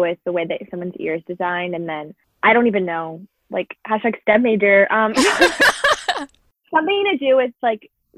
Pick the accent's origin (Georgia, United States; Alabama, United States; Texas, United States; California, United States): Georgia, United States; Atlanta; I'm from Atlanta